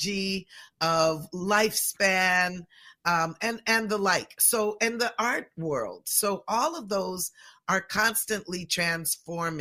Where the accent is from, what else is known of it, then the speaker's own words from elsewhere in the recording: Pacific Northwest, United States; born and raised in the Pacific Northwest